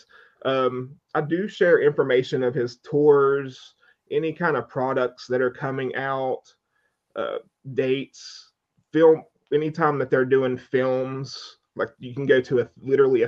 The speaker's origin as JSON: {"language": "English", "town": "Madison", "region": "West Virginia", "country": "United States", "tie": "born or raised there", "said": "I grew up in a small town in West Virginia"}